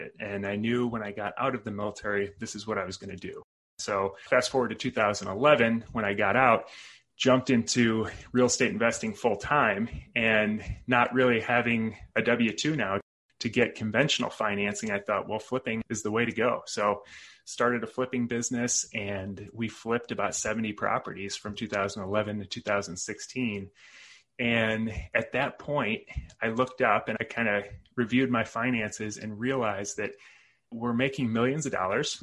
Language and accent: English; Chicago suburbs, Illinois, United States; moved away as an adult; So originally born and raised in the Chicago suburbs